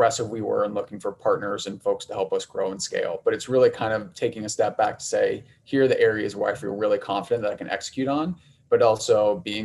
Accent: Ohio, United States; moved away as an adult; also born or lived in New York / Chicago; I'm from the Midwest, from Ohio, went to school out east for undergrad, ended up in New York after school

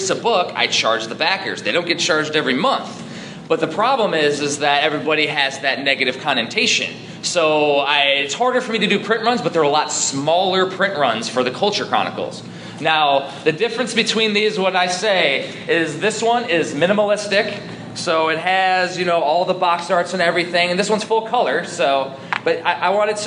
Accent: Chicagoland, Northwest Indiana, United States; now in Maryland, United States; I'm originally from Chicagoland, like Northwest Indiana

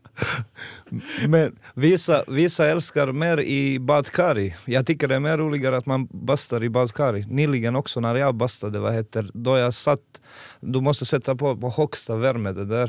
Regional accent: Montenegro; Swedish is a second language; moved away as an adult; now in Eskilstuna, Sweden; Jag kommer från Montenegro, gamla Jugoslavien

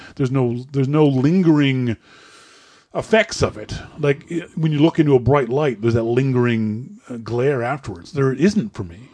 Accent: Nova Scotia, Canada; I'm from Nova Scotia.

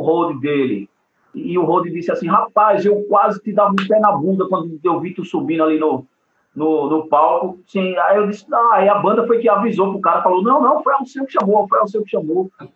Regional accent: Triunfo, Pernambuco, Brazil; moved away; also born or lived in ABC (São Paulo); Eu sou de lá, né? Eu disse, pô, eu sou de Triunfo.

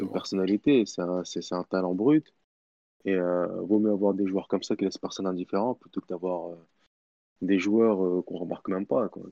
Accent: Tunisia; en tant, que, en tant que Tunisien

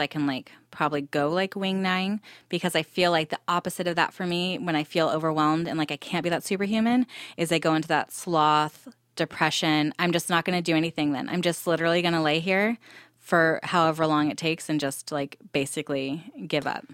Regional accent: Temecula, California, United States; moved away as an adult; also born or lived in Santa Barbara, California; now in Texas, United States; I'm originally from Southern California. I grew up in Temecula

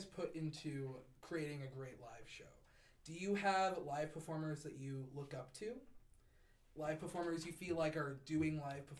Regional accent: Coon Rapids, Minnesota, United States; I grew up in Coon Rapids, which is about 20 minutes away from Minneapolis in the St. Paul area.

